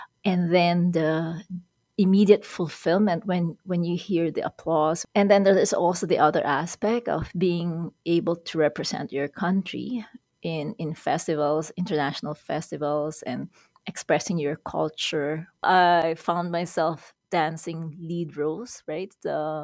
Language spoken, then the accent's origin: English; Quezon City, Metro Manila, Philippines; moved away as an adult; now in Edmonton, Canada; I was born in Manila, Philippines, And I grew up in Quezon City, which is the capital of the Philippines